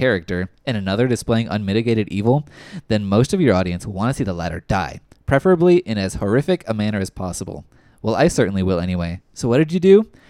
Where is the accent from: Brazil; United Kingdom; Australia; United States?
United States; Atlanta, Texas; moved away; I grew up in Atlanta, Texas, and moved from there in 1995.